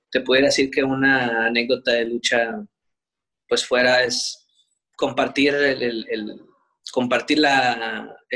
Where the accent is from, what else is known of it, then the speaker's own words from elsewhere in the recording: Mexico; como si fuera Japón, Estados Unidos, pero pues todos somos mexicanos.